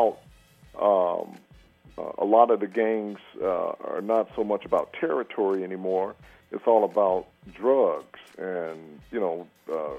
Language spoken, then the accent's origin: English; Chicago, Illinois, United States; I'm from Chicago